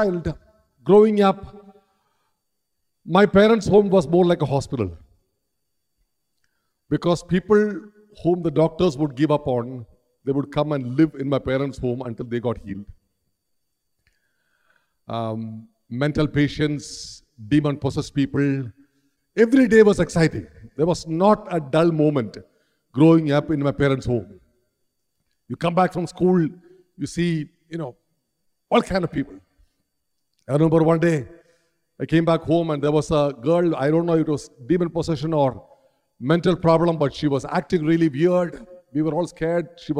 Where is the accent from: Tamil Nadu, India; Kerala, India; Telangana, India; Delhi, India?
Kerala, India; a pastor's eldest son growing up in Kerala